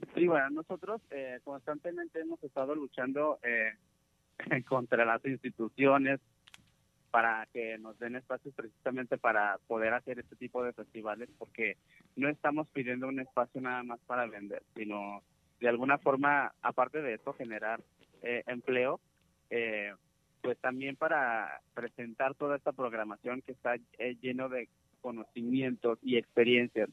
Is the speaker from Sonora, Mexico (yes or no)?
no; Santa Catarina, Jalisco, Mexico; also born or lived in Guadalajara metropolitan area; soy de la comunidad guirárica en el municipio de Mezquitic, de una, de una comunidad que se llama Santa Catarina.